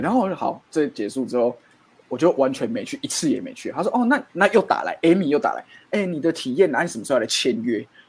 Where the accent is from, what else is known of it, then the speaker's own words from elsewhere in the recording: Tainan, Taiwan; 我是台南人